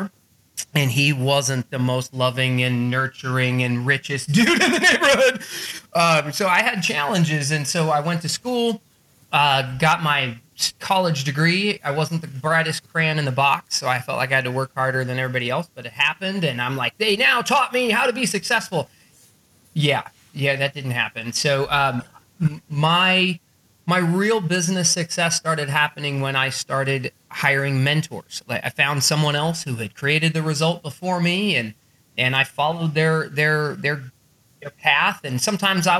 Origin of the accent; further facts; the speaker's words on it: Arizona, United States; I grew up in Arizona